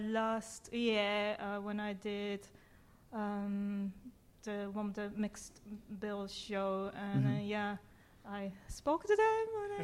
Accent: Japan; English is a second language; moved away as an adult; now in United Kingdom; I'm from Japan, and I do stand-up comedy in the UK.

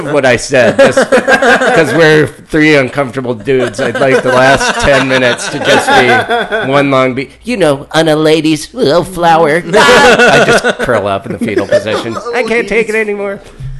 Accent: Montana, United States; born or raised there

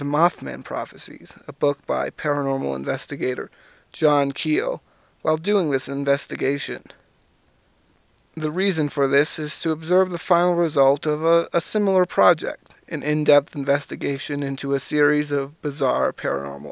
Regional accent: Sarasota, Florida, United States; now in Puerto Montt, Chile; My hometown is Sarasota, Florida. I grew up there

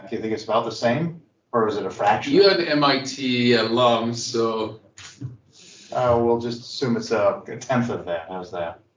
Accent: Ann Arbor, Michigan, United States; So I understand. I grew up in Ann Arbor.

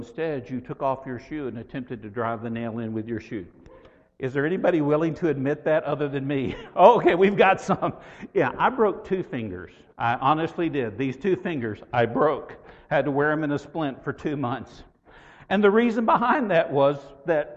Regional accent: West Texas, United States; I grew up in West Texas

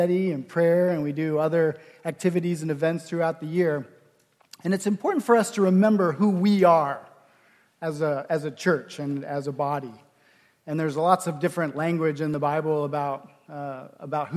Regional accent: Nebraska, United States; When I was a kid, growing up in Nebraska

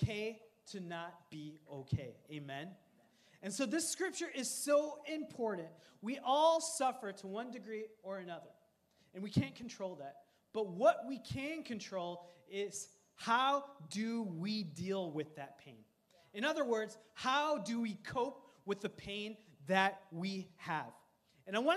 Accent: Coon Rapids, Minnesota, United States; I grew up in Coon Rapids, Minnesota

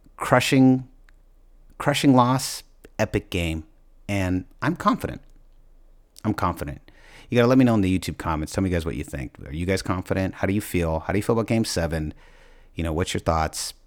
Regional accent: San Francisco, California, United States; I'm from San Francisco.

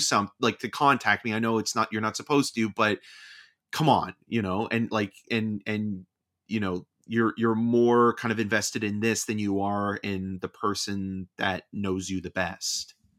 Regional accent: Canada; being Canadian

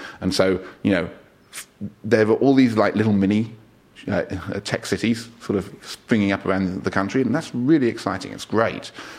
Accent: London, United Kingdom; moved away as an adult; also born or lived in New York, United States; I grew up in London, right? So I remember London back in the 70s and 80s.

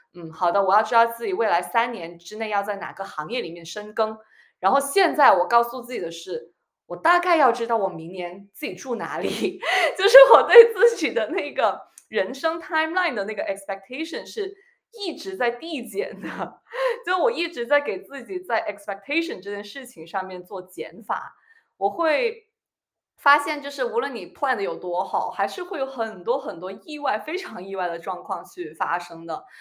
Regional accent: California, United States; moved away as an adult; also born or lived in Michigan / Minneapolis / New York / Cambridge; now in Shanghai, China; 我是加州长大

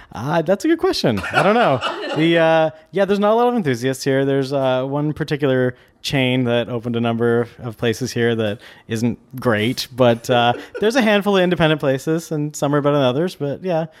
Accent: Niagara Falls, Ontario, Canada; now in Vancouver, Canada; I grew up in Niagara Falls, so I'm going to visit my family there like I do every year

